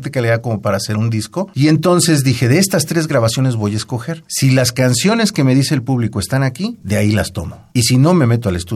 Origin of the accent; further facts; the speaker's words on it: Oaxaca, Mexico; la música folclórica, la música de mi tierra, de Oaxaca, la música de, de Veracruz, que es una maravilla también. En general, pues la música mexicana